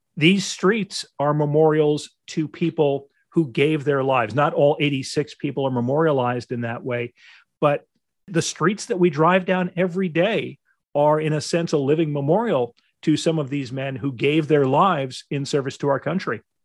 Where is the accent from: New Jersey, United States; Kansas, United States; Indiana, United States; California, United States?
New Jersey, United States; Cranford; I grew up on Hillside Avenue